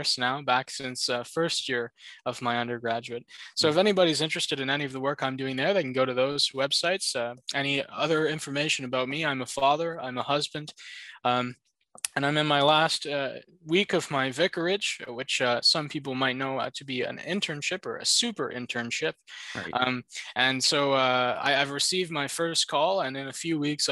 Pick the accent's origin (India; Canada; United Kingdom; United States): Canada; Southern Ontario; I come from Southern Ontario